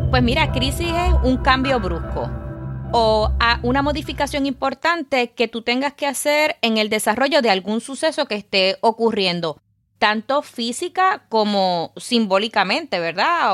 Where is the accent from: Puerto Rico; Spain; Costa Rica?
Puerto Rico; Caguas; nací en Caguas, Puerto Rico, así que soy boricua de pura cepa.